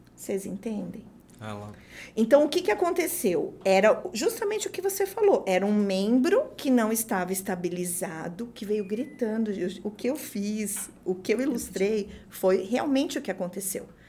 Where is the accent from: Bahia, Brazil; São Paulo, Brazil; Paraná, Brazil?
São Paulo, Brazil; eu sou de São Paulo